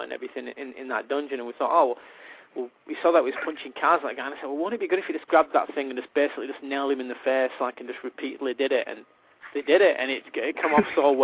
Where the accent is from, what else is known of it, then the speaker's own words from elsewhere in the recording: the north of England, United Kingdom; accent: Northern English; my accent, about my Northern English accent